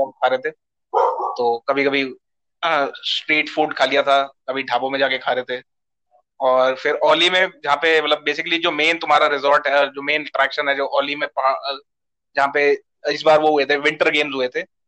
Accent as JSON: {"language": "Hindi", "region": "Delhi", "country": "India", "said": "मैं दिल्ली से हूँ तेरे को पता ही हम दोनों दिल्ली से ही हैं"}